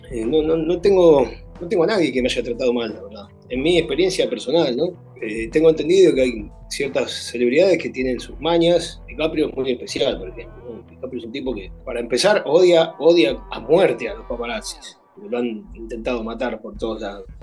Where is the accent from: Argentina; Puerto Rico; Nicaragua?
Argentina; O sea, soy argentino y ningún futbolista argentino se ha solidarizado conmigo